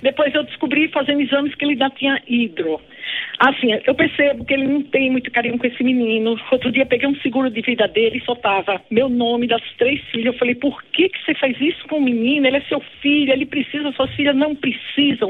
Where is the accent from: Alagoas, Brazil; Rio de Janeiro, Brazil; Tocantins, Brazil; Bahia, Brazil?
Bahia, Brazil; now in São Paulo, Brazil; eu sou da Bahia, mas moro aqui em São Paulo